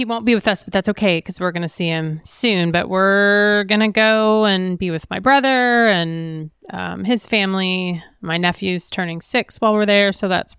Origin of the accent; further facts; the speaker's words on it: Midwest, United States; moved away; It was a great place to grow up.